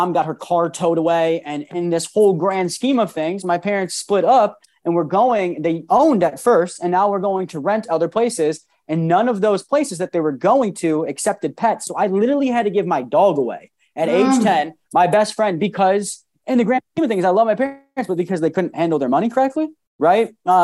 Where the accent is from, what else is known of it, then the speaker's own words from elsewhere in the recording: Rochester, New York, United States; moved away as an adult; also born or lived in Maryland; I'm originally from New York, Rochester, New York. Moved 6 hours away to Maryland to go to college